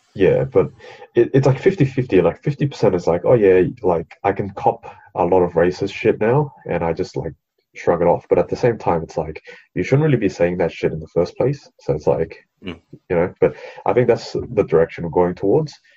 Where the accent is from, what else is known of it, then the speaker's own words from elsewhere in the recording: Australia; I was born in Australia, so I'm an Australian citizen